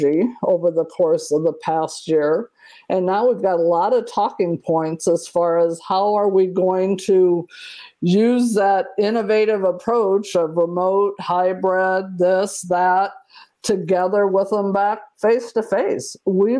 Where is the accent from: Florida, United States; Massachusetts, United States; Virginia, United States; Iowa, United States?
Iowa, United States; I'm from Iowa